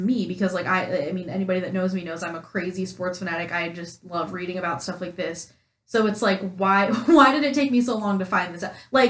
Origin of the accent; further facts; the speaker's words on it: New York, United States; That could just be because I'm from New York.